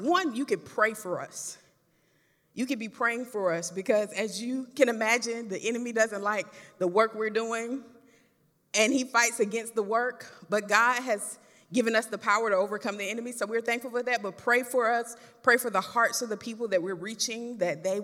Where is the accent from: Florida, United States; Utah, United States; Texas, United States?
Florida, United States; I'm from Florida